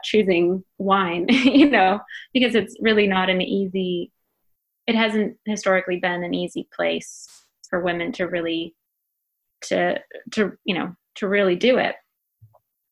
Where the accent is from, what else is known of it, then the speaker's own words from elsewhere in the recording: Minnesota, United States; I am from Minnesota